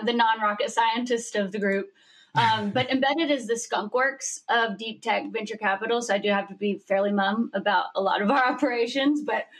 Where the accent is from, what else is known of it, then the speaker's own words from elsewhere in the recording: Birmingham, Alabama, United States; now in Calabasas, United States; Well, I'm in Calabasas, but I call it Calabama because y'all know I'm from Birmingham.